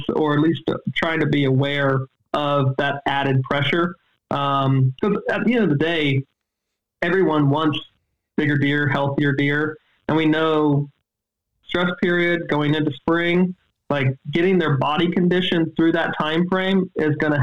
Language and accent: English; East Coast, United States; I grew up on the East Coast